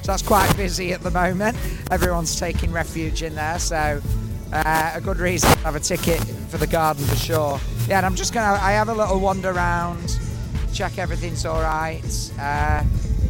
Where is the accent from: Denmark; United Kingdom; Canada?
United Kingdom; we're British.